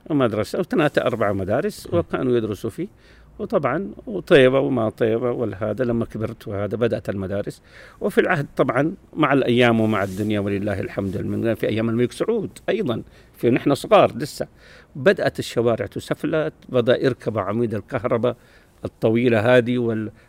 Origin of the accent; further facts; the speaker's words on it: Medina, Medina Province, Saudi Arabia; انا يا سيد الفاضل من مواليد المدينه المنوره منطقه بجوار الحرم اسمها دار الضيافه